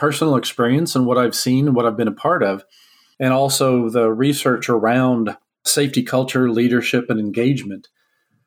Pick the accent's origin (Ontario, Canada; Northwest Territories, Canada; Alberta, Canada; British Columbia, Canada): Alberta, Canada; also born or lived in Texas; I was born in Canada to parents who were from Texas.